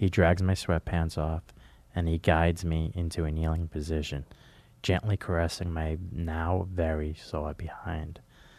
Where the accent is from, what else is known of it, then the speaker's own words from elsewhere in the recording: New Jersey, United States; from Jersey with a Z.